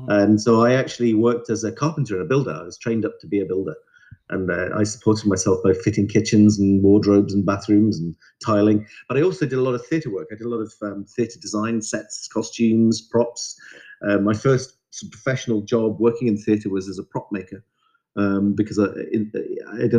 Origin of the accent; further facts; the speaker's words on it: Merseyside, near Liverpool, North West England, United Kingdom; also born or lived in Dumfries, Scotland; now in London, United Kingdom; I was born in Scotland, in the southwest of Scotland, just outside a place called Dumfries. And then my parents moved to Merseyside near Liverpool when I was about 3 years old. And all my schooling started there